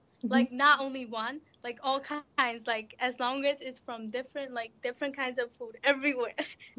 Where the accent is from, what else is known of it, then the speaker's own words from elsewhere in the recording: Thailand; I mostly like to eat Thai food because I'm from Thailand.